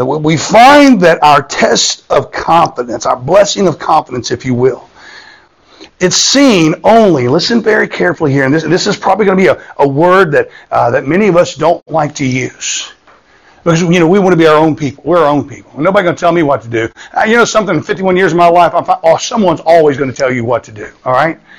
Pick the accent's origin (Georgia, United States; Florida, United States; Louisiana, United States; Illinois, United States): Florida, United States; I grew up in Florida